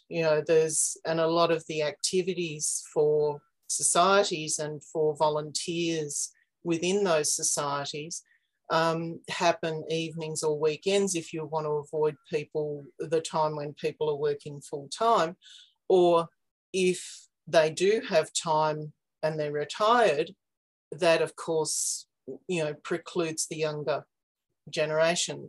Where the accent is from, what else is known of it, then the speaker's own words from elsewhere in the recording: Warburton, Victoria, Australia; also born or lived in outback New South Wales; now in Canberra, Australia; I've been here for about 20 years, but I grew up in Warburton in Victoria, um, up in the hills east of Melbourne